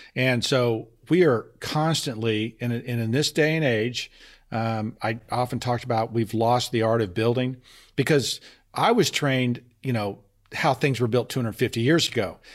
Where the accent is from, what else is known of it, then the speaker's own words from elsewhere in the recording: Texas, United States; moved away; also born or lived in Boston; I'm from Texas